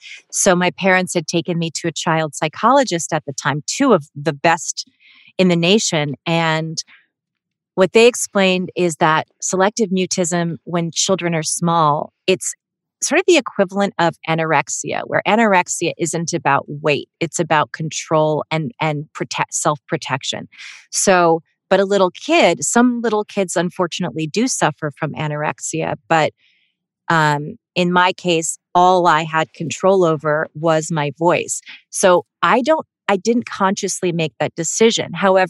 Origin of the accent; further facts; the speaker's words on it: Melbourne, Victoria, Australia; born there; I was born in Melbourne, Australia, but I'm not Australian.